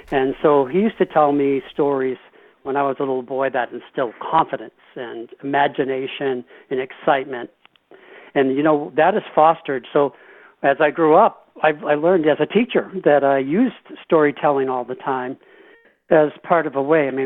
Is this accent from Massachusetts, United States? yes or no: yes; Massachusetts, United States; also born or lived in El Paso / Maine / New Hampshire / Newfoundland; before I was 12 years old, I lived, uh, and I was born in El Paso, lived in Maine, New Hampshire, twice in Newfoundland, Canada, and then we settled in Massachusetts.